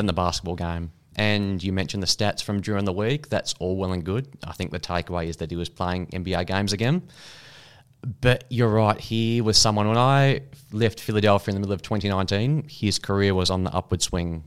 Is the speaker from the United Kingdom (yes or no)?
no; Australia